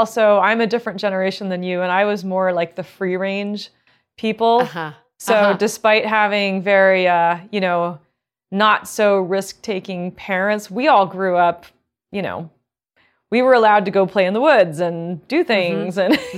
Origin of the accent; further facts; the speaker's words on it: Maryland, United States; also born or lived in Illinois / New Jersey; And then I finished growing up in Maryland.